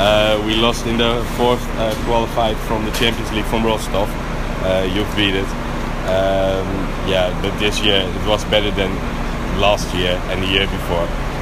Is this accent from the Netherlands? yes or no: yes; Amsterdam, North Holland, Netherlands; English is a second language; from Amsterdam.